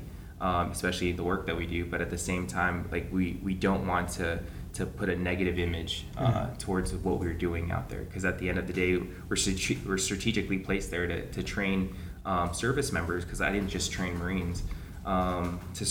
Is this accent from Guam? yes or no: yes; Guam; growing up here, running around the jungles, the beautiful beaches that we have